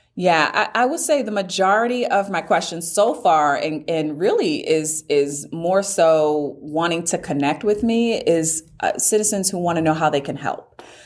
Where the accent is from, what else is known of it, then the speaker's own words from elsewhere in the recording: Providence, Rhode Island, United States; moved away as an adult; also born or lived in Maryland; now in Gwinnett County, Georgia, United States; I grew up in Rhode Island, went to college, and then moved to uh, Maryland